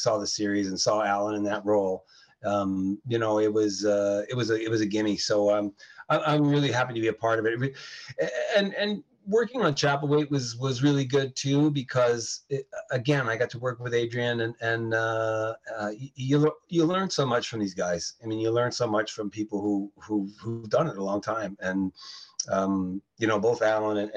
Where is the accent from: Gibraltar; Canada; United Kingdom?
Canada; also born or lived in New York State, United States; I was born in New York, in New York State, and we emigrated to Canada when I was a kid